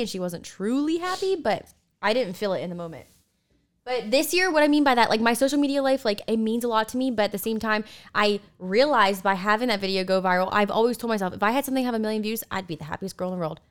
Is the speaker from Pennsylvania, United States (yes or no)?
no; Delaware, United States; moved away; We grew up together in Delaware